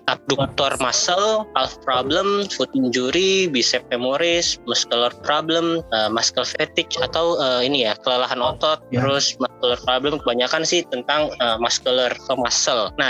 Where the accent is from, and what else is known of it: Makassar, South Sulawesi, Indonesia; born or raised there